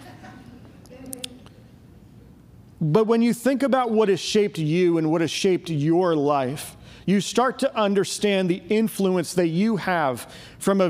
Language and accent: English; Pittsburgh, Pennsylvania, United States; moved away as an adult; also born or lived in Virginia; now in Murfreesboro, United States; I grew up in Pittsburgh, PA, the greatest city on earth